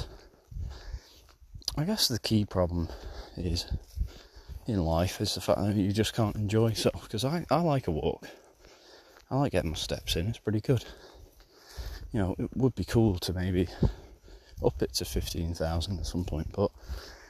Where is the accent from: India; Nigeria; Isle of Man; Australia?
Isle of Man; born or raised there